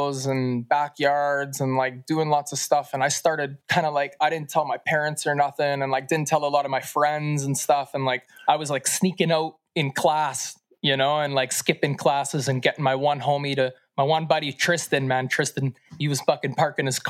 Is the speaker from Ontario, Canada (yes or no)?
no; Duncan, British Columbia, Canada; also born or lived in Victoria, British Columbia / Shawnigan Lake, British Columbia; I landed here in Duncan, BC around the time of 6 years of age. I guess I moved here and grew up here in this little small valley and on the island